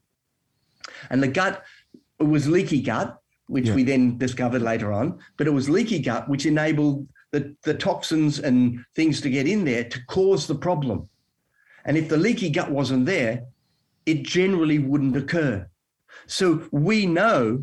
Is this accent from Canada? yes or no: no; Melbourne, Victoria, Australia; moved away as an adult; now in Western Australia, Australia; I'm from Melbourne